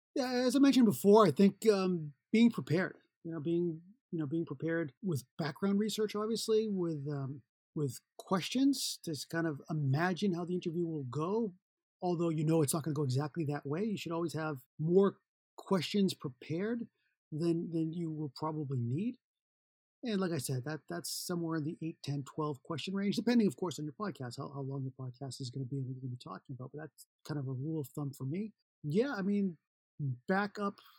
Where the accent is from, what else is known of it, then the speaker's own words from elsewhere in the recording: Boston, Massachusetts, United States; moved away; I'm from Boston, Massachusetts originally